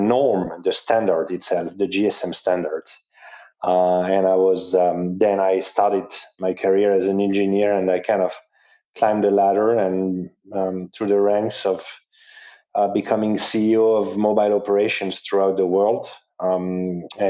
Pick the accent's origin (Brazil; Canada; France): France; southern France; moved away as an adult; also born or lived in Paris / Jakarta; I was from the south of France